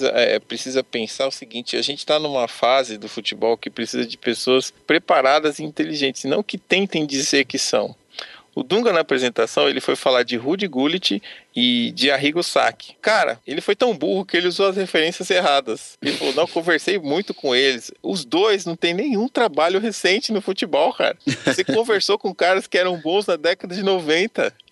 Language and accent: Portuguese; Rio de Janeiro, Brazil; e olha que eu sou carioca, hein?